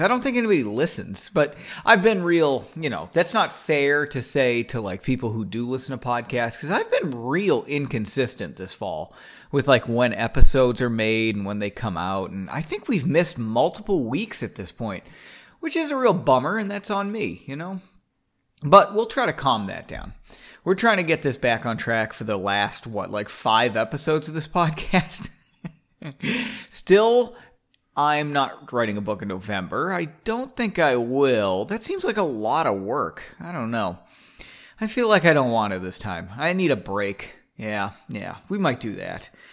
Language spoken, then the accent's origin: English; United States; I'm American